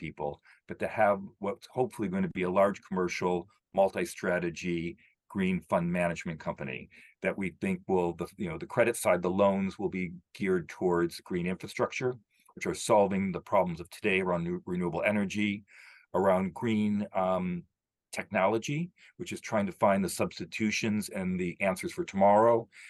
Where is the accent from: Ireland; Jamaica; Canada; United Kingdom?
United Kingdom; and I'm a British citizen, we led the Industrial Revolution.